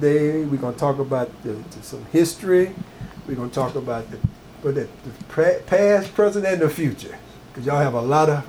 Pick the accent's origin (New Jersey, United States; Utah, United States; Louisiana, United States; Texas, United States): Louisiana, United States; Franklin; my hometown of Franklin.